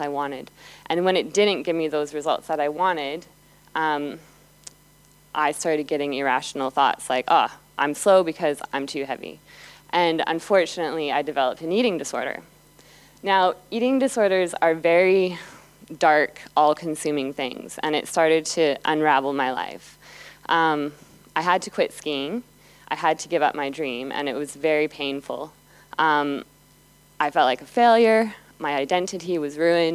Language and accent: English; Calgary, Alberta, Canada; Calgary, and that's my hometown, that's where I grew up.